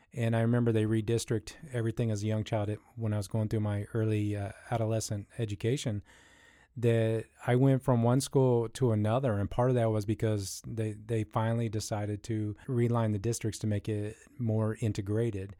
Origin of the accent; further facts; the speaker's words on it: Columbus, Ohio, United States; I grew up in the Midwest here, right where we're stationed here in Columbus, Ohio